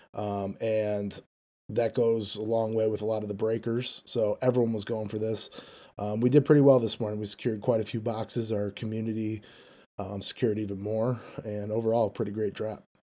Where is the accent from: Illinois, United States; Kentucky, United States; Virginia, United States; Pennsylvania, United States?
Illinois, United States; Chicago; I'm from Chicago, Illinois